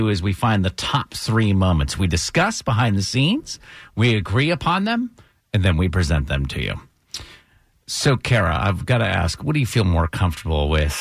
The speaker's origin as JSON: {"language": "English", "region": "Vermont", "country": "United States", "moved": "yes", "lives_now": "Georgia, United States", "said": "I'm from Vermont"}